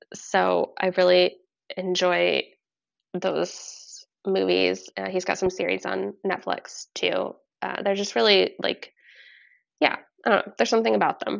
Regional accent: Vermont, United States; I'm from Vermont. We actually grew up in really similar locations in Vermont, born in the same hospital, same area.

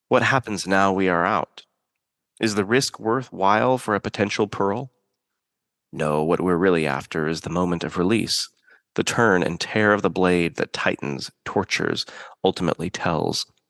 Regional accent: Pacific Northwest, United States; I grew up in the Pacific Northwest

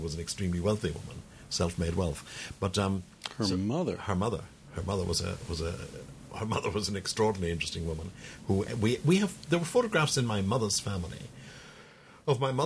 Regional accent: County Tipperary, Munster, Ireland; I grew up in a county called Tipperary.

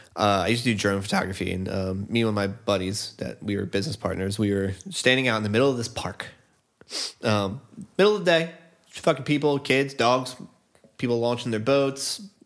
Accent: Northeast, United States; born and raised in the Northeast

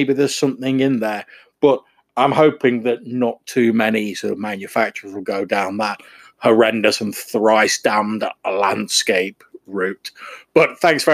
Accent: England, United Kingdom; I'm an English person.

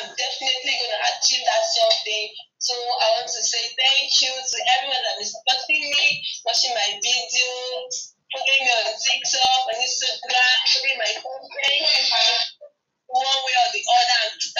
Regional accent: Cross River, Nigeria; I'm a Cossiberian. I'm a Nigerian. I hail from Balfour Government area of Cossiba State, precisely.

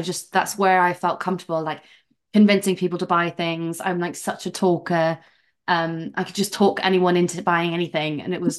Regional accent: South Wales, United Kingdom; moved away as an adult; also born or lived in London; now in Amsterdam, Netherlands; I am from Wales originally, South Wales, which you could probably hear in my accent. And I moved to London when I was 21

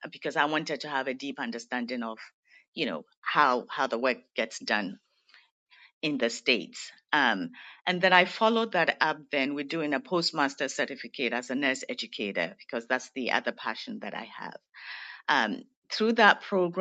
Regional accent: Ghana; moved away as an adult; I'm originally from Ghana, West Africa

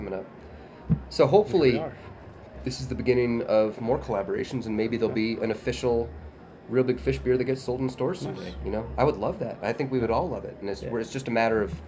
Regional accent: Vermont, United States; I'm from Vermont

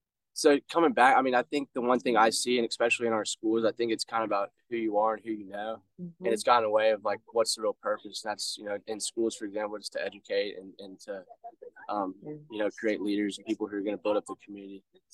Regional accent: Jackson, Missouri, United States; So for me, I go to school out of state. I grew up in Jackson, just down the road.

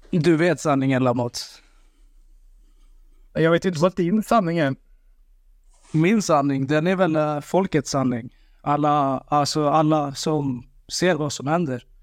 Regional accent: Sweden; Ja, det stämmer. Mina föräldrar. Men jag är född här i Sverige. Jag älskar Sverige för det här landet. Och för att jag bor här, som sagt.

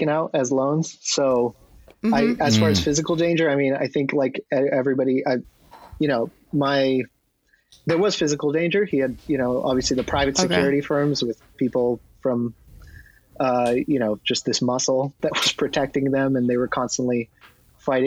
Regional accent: California, United States; also born or lived in New Jersey; now in Los Angeles, United States; I was born there, and we moved out to California when I was, you know, younger than I can remember

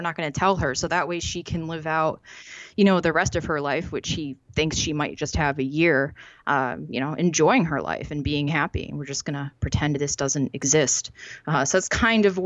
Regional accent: Massachusetts, United States; I'm from Massachusetts

